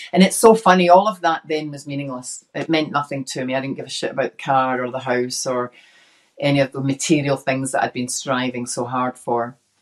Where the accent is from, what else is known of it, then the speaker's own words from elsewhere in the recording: Glasgow, Scotland, United Kingdom; now in Australia; I was brought up in inner city Glasgow as uh, the youngest of six